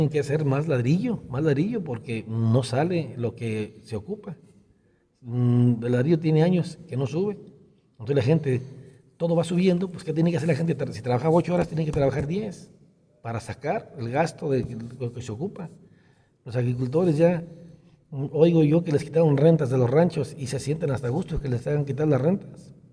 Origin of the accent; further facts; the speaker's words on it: Resolana, Jalisco, Mexico; also born or lived in Acatic; nací en Nacatí, pero soy originario de un rancho que se llama Resolana